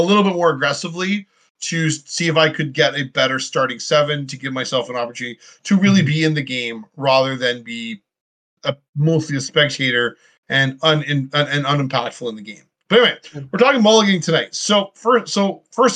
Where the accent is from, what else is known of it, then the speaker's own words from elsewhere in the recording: Canada; I'm from Canada